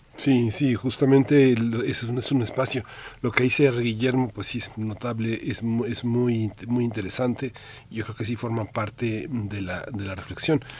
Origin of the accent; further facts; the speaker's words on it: Mexico; somos mexicanos